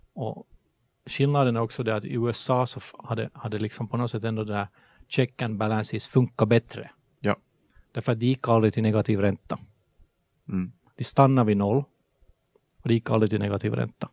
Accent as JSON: {"language": "Swedish", "town": "Helsinki", "region": "Uusimaa", "country": "Finland", "accent": "Finland Swedish", "moved": "as an adult", "lives_now": "Sweden", "said": "som ni hör på svenskan så är jag finlandssvensk. jag flyttade till Sverige från Helsingfors 2009"}